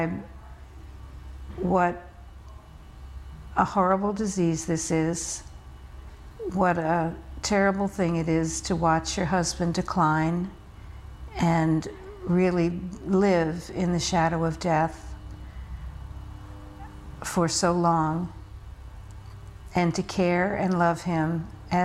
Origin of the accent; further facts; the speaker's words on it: rural Virginia, United States; also born or lived in New York City, New York, United States; my family made a move to rural Virginia when I was in second grade